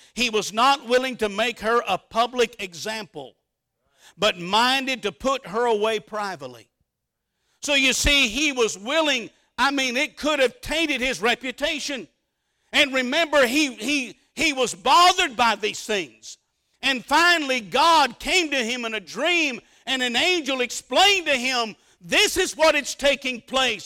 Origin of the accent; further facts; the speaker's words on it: Mesquite, Texas, United States; Grew up in a little town called Mesquite, Mesquite, Texas